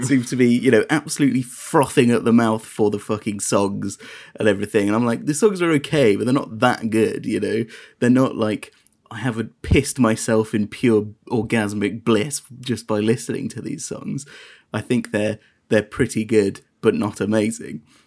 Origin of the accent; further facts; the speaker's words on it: United Kingdom; being British